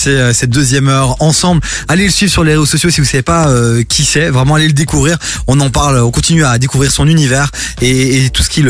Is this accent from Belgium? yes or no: yes; Laeken, Brussels-Capital Region, Belgium; Alors c'est comique parce que je suis de la Laken aussi.